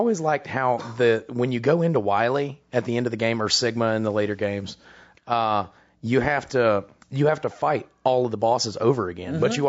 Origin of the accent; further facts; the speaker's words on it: Alabama, United States; we're from Alabama.